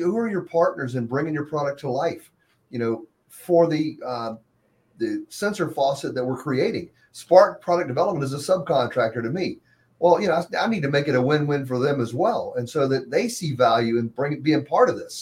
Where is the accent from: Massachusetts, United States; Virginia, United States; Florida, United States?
Virginia, United States; Hampton; when I grew up in Hampton